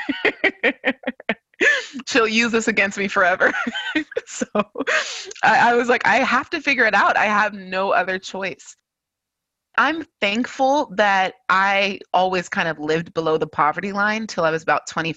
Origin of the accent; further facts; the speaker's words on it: California, United States; I was born and raised in California